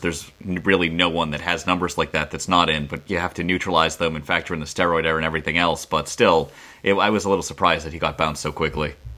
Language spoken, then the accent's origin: English; Boston, Massachusetts, United States; I grew up in Boston